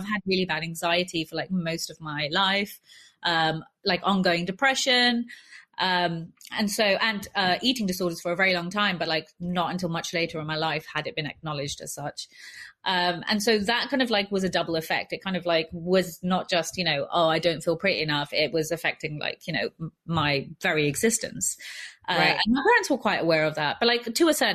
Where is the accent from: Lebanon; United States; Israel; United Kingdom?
United Kingdom; London; I grew up in West London, in a place that was like a heavy immigrant area